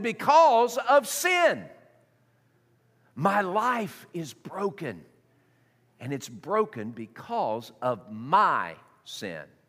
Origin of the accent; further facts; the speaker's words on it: Tennessee, United States; I was raised in um, uh, Tennessee